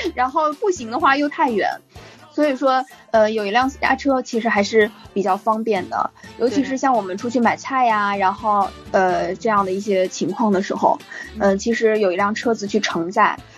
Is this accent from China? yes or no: yes; Northeast China, China; 北方非常冷，因为我是东北人嘛，然后嗯。冬天的时候呢，基本上要在零下二三十度左右这样的一个温度